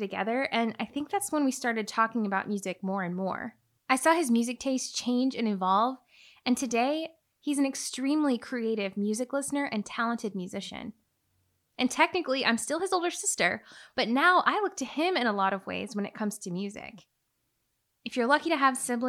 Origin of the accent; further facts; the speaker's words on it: Illinois, United States; it was just the two of us growing up in Illinois